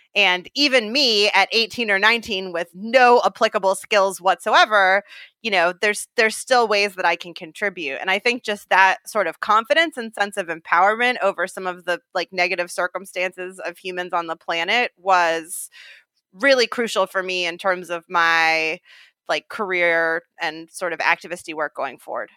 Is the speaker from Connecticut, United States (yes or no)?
no; Bay Area, California, United States; moved away as an adult; also born or lived in New York / Sub-Saharan Africa; I grew up in the Bay Area